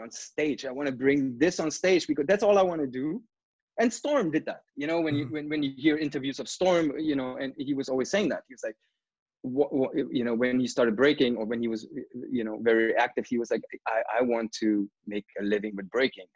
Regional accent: Brandenburg an der Havel, Brandenburg, Germany; moved away as an adult; now in Canada; I grew up in a, in a small town which is outside of Berlin called Brandenburg

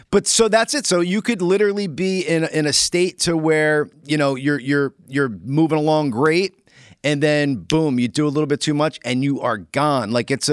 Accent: East Rutherford, New Jersey, United States; And as kids, I lived in East Rutherford

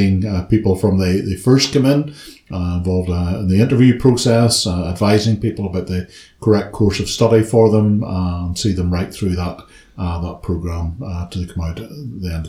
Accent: Ballymena, Northern Ireland, United Kingdom; moved away as an adult; now in Belfast, United Kingdom; I was born and brought up in Ballymena

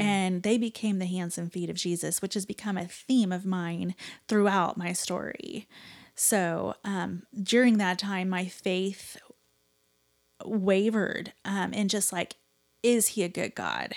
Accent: Nebraska, United States; I grew up in Nebraska

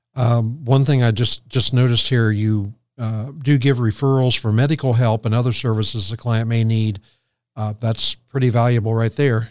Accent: Morrow County, Ohio, United States; I was born in the Morrow County Hospital

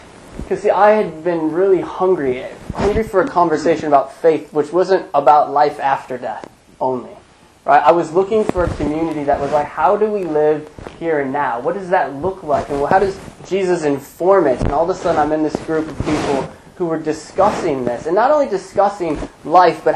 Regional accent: United States; as an American

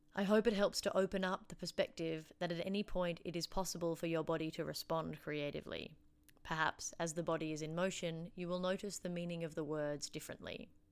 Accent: Canberra, Australian Capital Territory, Australia; now in Wellington, New Zealand; I was born and raised on Ngunnawal land in Canberra, Australia

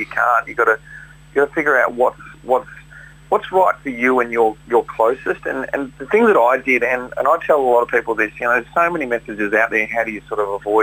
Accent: Tasmania, Australia; moved away; I'm from Tassie, and all my family's down there, and I couldn't move back.

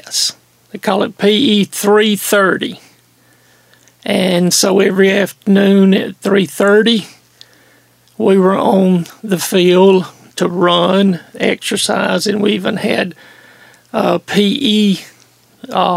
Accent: Greenville, South Carolina, United States; moved away as an adult; I grew up in Greenville, South Carolina.

